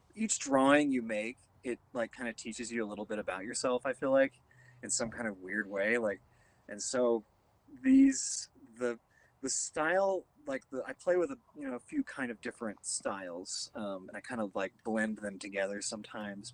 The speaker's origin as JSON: {"language": "English", "town": "Wichita", "region": "Kansas", "country": "United States", "tie": "born or raised there", "said": "I grew up outside Wichita"}